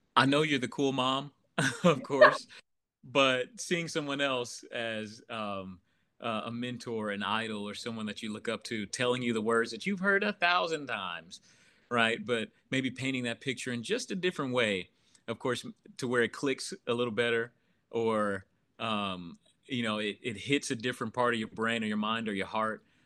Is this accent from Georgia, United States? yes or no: no; Oklahoma City, Oklahoma, United States; grew up in Oklahoma City pretty much my whole life